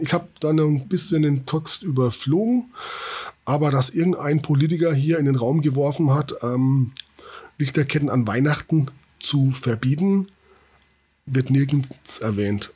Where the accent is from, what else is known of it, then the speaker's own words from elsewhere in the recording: Schweinfurt district, Bavaria, Germany; Eigentlich komme ich aus dem Landkreis Schweinfurt